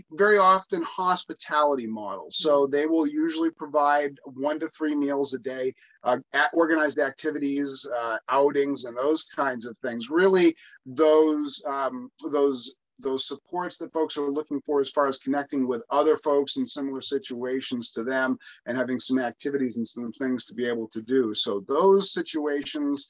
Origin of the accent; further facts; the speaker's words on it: Lakes Region, New Hampshire, United States; growing up in the Lakes region where we grew up